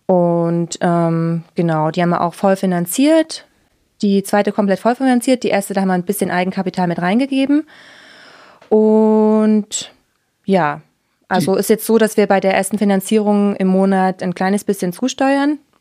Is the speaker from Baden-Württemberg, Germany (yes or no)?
no; Leipzig, Saxony, Germany; moved away as an adult; also born or lived in Oschatz / United States / Deggendorf / Austria; now in Munich, Germany; Ich komme ursprünglich aus ähm, Oschatz, das ist zwischen Dresden und Leipzig, ähm, mhm. bin aber in Leipzig aufgewachsen